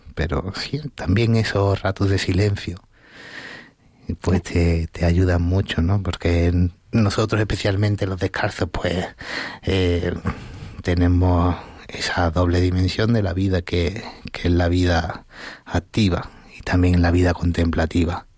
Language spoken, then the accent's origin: Spanish; Marchena, Andalusia, Spain; moved away as an adult; also born or lived in Las Rozas de Madrid; now in Las Rozas, Spain; yo nací en un pueblo que se llama Marchena, que está en la provincia de Sevilla